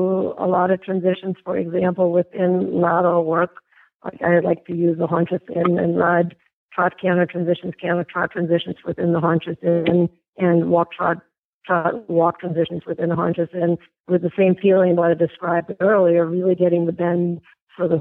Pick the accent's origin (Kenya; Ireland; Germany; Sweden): Germany; moved away; growing up in Germany